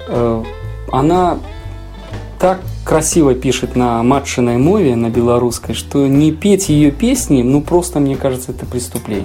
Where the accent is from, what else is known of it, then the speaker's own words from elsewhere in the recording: Belarus; у нас на родине